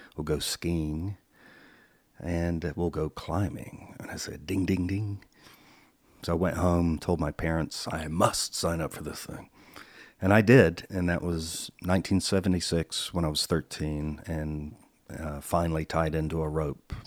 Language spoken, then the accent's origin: English; Charlotte, North Carolina, United States; moved away as an adult; also born or lived in Salisbury, North Carolina / California; I was born in Salisbury, North Carolina, nineteen sixty-three. Then Dad got a job in Charlotte, North Carolina. We moved there when I was about five or six.